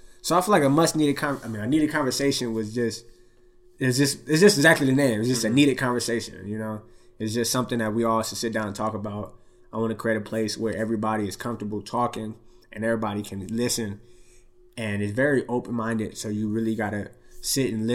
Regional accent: Long Beach, California, United States; I grew up in Long Beach where it's a lot of many different races

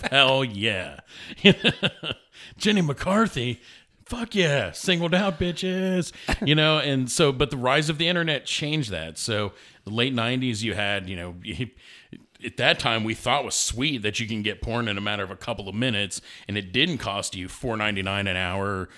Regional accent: New York City, New York, United States; I was born in Brooklyn

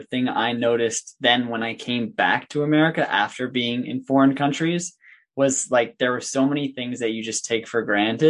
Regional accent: United States; growing up in the United States.

